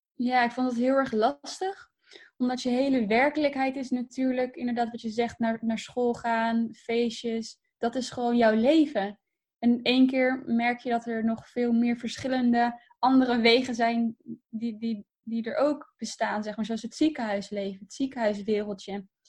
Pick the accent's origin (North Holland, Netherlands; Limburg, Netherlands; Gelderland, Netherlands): Gelderland, Netherlands; Harderwijk; also born or lived in Purmerend / Ermelo; daar heb ik echt mijn jeugd. Ehm, ja, daar ben ik echt opgegroeid